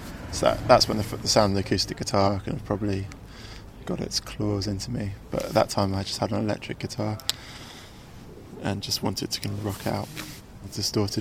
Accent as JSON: {"language": "English", "town": "Chesham", "region": "South East England", "country": "United Kingdom", "tie": "born or raised there", "said": "I grew up in Buckinghamshire. My parents still live there"}